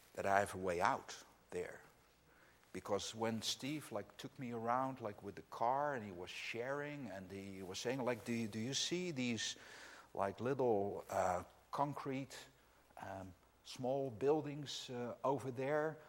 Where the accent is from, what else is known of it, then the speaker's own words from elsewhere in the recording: Netherlands; English is a second language; I'm from the Netherlands, as is Anne Marie. That's where we live